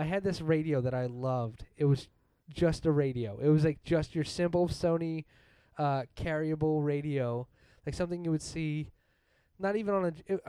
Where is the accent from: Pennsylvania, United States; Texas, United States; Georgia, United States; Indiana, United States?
Pennsylvania, United States; Delaware County; accent: Delco